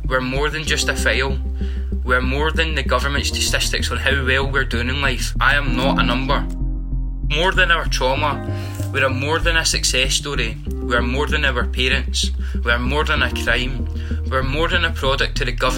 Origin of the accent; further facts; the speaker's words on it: Livingston, Scotland, United Kingdom; I'm from Livingston originally. Livingston's just a really nice place to be, a proper community-spirited sort of area. Everyone's here to help each other. Like, when I've been going to school here when I was younger and stuff, it's just a generally nice place to sort of grow up